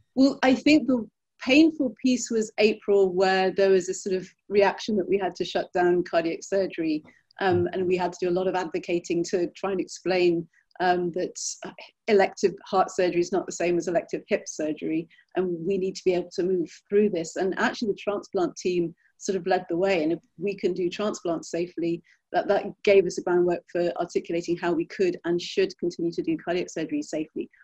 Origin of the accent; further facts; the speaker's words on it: Birmingham, West Midlands, United Kingdom; moved away as an adult; also born or lived in London; now in United States; I was born in England in an area in the 1970s that most English people would have happily driven 50 miles around to avoid. Um, it's a city called Birmingham